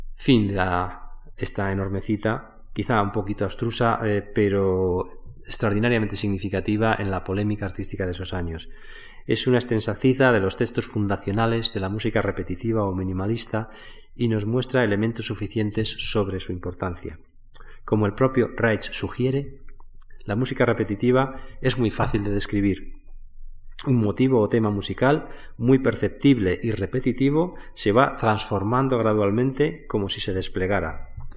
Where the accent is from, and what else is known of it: Spain